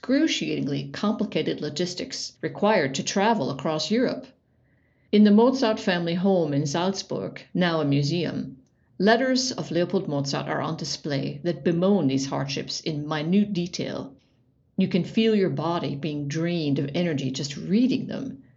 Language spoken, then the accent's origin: English; Ohio, United States; moved away as an adult; now in Germany; I was born in Ohio